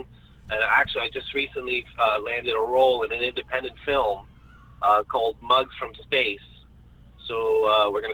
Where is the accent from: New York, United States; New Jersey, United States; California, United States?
New York, United States; New York City; But I'm from Astoria, Queens. And Astoria, Queens is a great place to grow up